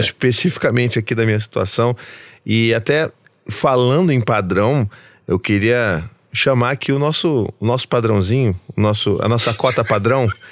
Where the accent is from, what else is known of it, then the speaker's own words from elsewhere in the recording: Rio de Janeiro, Brazil; eu sou carioca